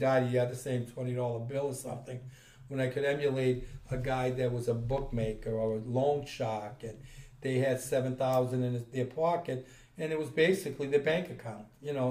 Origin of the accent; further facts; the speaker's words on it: United States; also born or lived in Italy / Venezuela; But I was born in Italy. I came to America when I was about 8 years old.